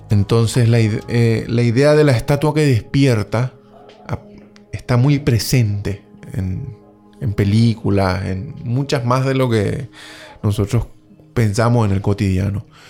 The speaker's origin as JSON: {"language": "Spanish", "country": "Paraguay", "tie": "born or raised there", "moved": "yes", "said": "soy nacido en Paraguay"}